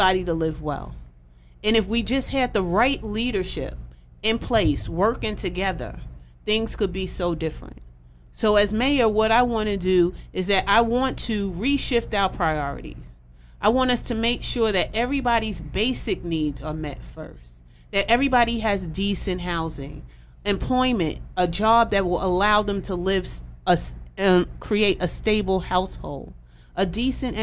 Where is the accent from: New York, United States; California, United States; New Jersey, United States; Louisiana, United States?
New York, United States; New York City; I grew up in East New York in pink houses